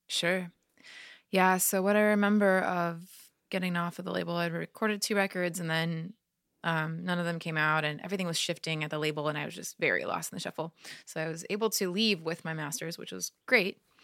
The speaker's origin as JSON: {"language": "English", "region": "California", "country": "United States", "tie": "born or raised there", "said": "California, my hometown"}